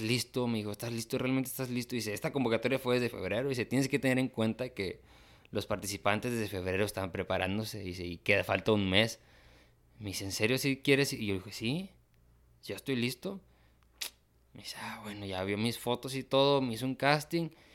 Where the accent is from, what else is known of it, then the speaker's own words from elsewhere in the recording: Tamaulipas, Mexico; soy de Tamaulipas